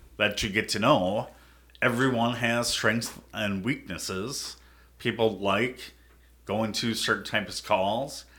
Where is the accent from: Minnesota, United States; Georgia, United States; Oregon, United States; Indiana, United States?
Minnesota, United States; Prior Lake; I grew up in Prairie Lake, it's kinda smaller town